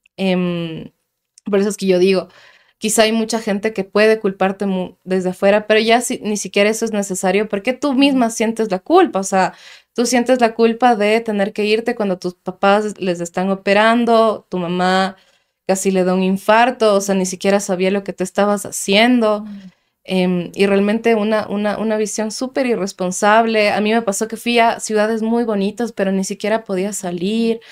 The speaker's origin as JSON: {"language": "Spanish", "town": "Quito", "region": "Pichincha", "country": "Ecuador", "moved": "as an adult", "said": "yo vengo del sur de Quito orgullosamente"}